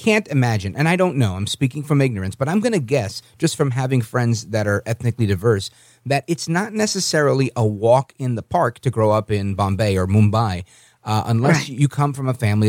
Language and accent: English; United States; I was born in the United States. My parents were born American citizens on the island of Puerto Rico.